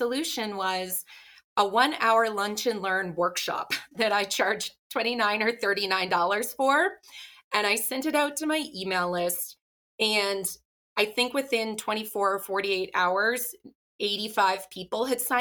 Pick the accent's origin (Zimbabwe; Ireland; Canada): Canada; Ottawa, Ontario; moved away as an adult; also born or lived in New York City; now in Salt Lake City, United States; I grew up in Ottawa, Canada